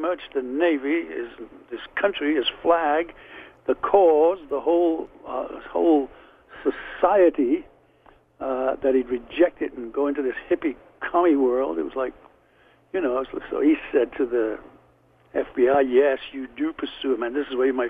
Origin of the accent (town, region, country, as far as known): Liverpool, North West England, United Kingdom; born or raised there; accent: Liverpool; moved away; also born or lived in London